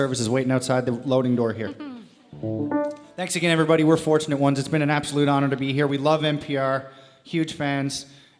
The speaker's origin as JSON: {"language": "English", "town": "St. John's", "region": "Newfoundland and Labrador", "country": "Canada", "said": "We're fortunate ones from St. John's, Newfoundland, way up north."}